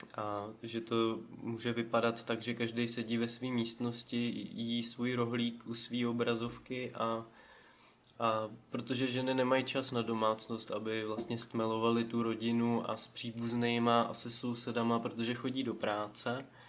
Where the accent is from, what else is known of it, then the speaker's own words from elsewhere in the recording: Vysočina Region, Czechia; tady u nás na Vysočině